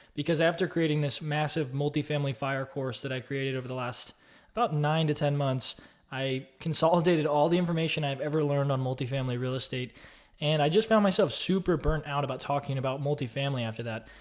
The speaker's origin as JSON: {"language": "English", "town": "Austin", "region": "Texas", "country": "United States", "tie": "born or raised there", "said": "I grew up in Austin, Texas"}